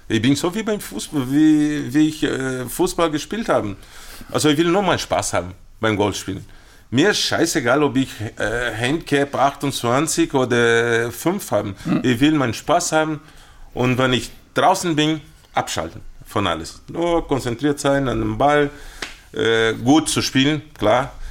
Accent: Londrina, Paraná, Brazil; also born or lived in Rio de Janeiro; weil ich komme aus

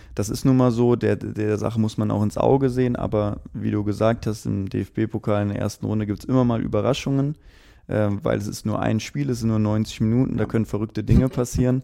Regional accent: Aachen, North Rhine-Westphalia, Germany; also born or lived in Erfurt; now in Potsdam, Germany; Ich komme selbst ja gebürtig aus Aachen

